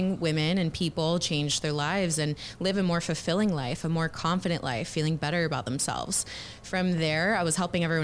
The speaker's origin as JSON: {"language": "English", "town": "Houston", "region": "Texas", "country": "United States", "tie": "born or raised there", "also_born_or_lived": "Los Angeles", "moved": "as an adult", "said": "I'm actually born and raised Houston, Texas. I grew up here"}